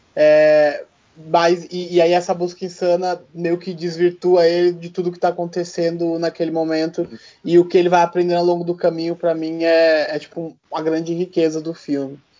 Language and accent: Portuguese; Brazil; eu sou brasileiro, né? Não sou canadense